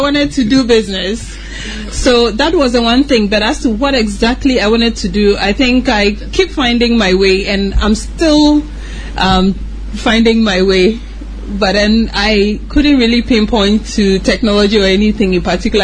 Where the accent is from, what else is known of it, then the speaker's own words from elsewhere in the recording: Ghana; moved away as an adult; also born or lived in United States; I was born in Ghana, grew up in Ghana